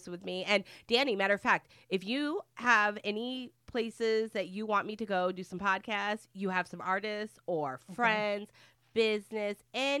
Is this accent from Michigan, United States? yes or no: yes; Michigan, United States; now in Florida, United States; I'm from Michigan, and I was down here in 2000